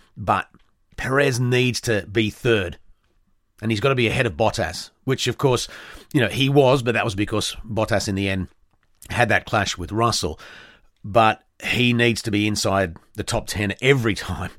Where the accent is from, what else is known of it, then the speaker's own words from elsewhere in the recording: Australia; being an Australian